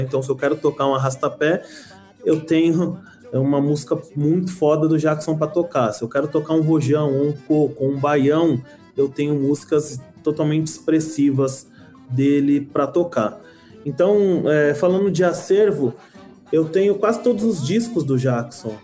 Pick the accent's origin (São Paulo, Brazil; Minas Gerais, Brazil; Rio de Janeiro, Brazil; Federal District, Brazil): São Paulo, Brazil; Eu nasci em São Paulo, mas eu sou nordestino